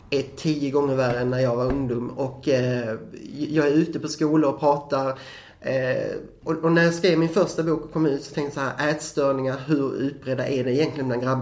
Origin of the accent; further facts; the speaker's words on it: Skåne, Sweden; men jag är skåning, det hörs